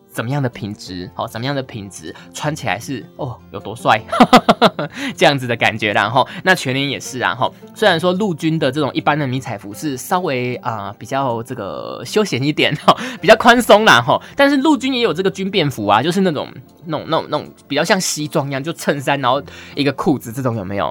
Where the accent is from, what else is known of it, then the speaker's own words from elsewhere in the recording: Pingtung County, Taiwan; 以前小时候，在屏东的时候，我妈还会去那个买